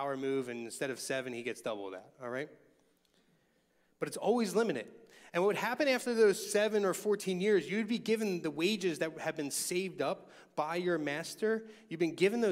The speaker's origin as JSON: {"language": "English", "town": "Philadelphia", "region": "Pennsylvania", "country": "United States", "tie": "born or raised there", "said": "I remember growing up in Longcrest, which is now the most racially diverse section of Northeast Philadelphia"}